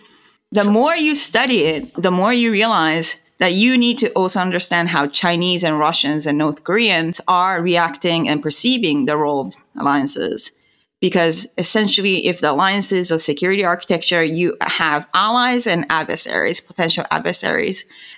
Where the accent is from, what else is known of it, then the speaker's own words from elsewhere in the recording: Tokyo, Japan; now in Austin, United States; I'm originally from Tokyo, Japan. I grew up there.